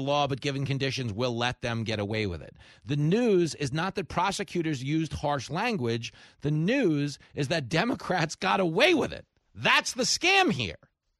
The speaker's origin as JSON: {"language": "English", "region": "New York", "country": "United States", "said": "As a New Yorker, there's no space."}